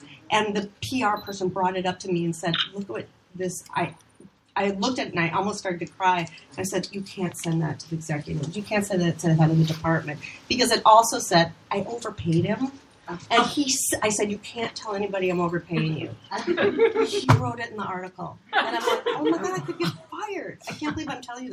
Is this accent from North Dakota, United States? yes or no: no; Minnesota, United States; moved away as an adult; now in Los Angeles, United States; I'm here from Minnesota, and I'm working on a real TV show